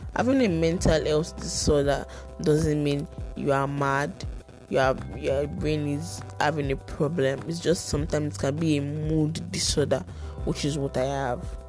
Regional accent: Lagos, Nigeria; also born or lived in Ibadan, Oyo State (ancestral); I was born in Lagos, though I hail from Ibadan, Oyo State, but I was born in Lagos.

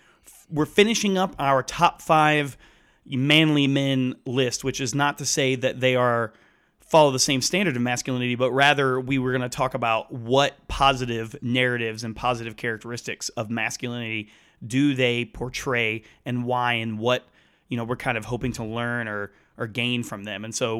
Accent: Georgia, United States; Grant and I grew up together in the Atlanta suburbs. We went to the same school, to the same church

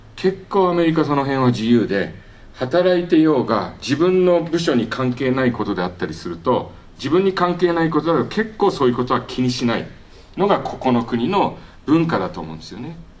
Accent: Japan; moved away as an adult; also born or lived in South Korea; now in San Diego, United States; 生まれては韓国育ちは日本

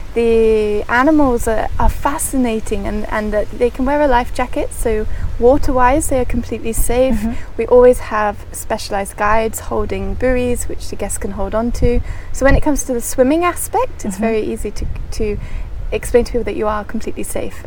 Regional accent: Oxfordshire, South East England, United Kingdom; moved away as an adult; also born or lived in Worcester; now in Maldives; in my countryside life that I've grown up in Oxfordshire

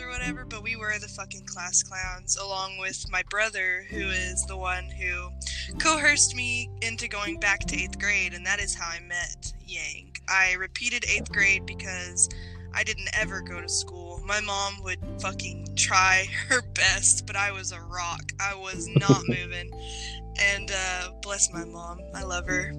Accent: Dallas, Texas, United States; also born or lived in Tennessee / Mississippi; I grew up in the South Dallas area, places like that.

